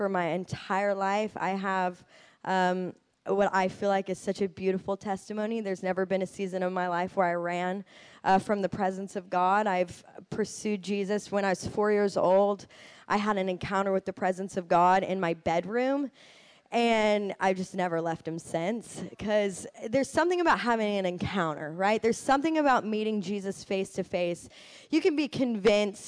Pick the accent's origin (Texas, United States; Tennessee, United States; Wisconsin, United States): Tennessee, United States; Nashville; I was born and raised in Nashville